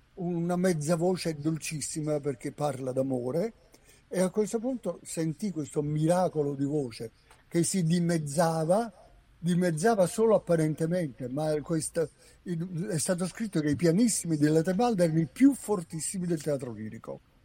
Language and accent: Italian; province of Naples near Sorrento, Campania, Italy; io sono napoletano d'originanza della provincia sulla co- costa, vicino Sorre- all'inizio de- della penisola sorrentina